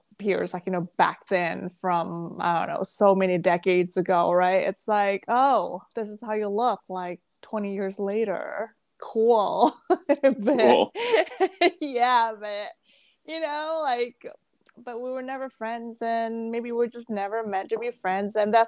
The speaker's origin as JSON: {"language": "English", "region": "Jakarta", "country": "Indonesia", "tie": "born or raised there", "also_born_or_lived": "Malaysia / Singapore / Thailand", "moved": "yes", "said": "Because like I moved out from Jakarta where I grew up. I was in Malaysia for a little bit and then Singapore for a little bit."}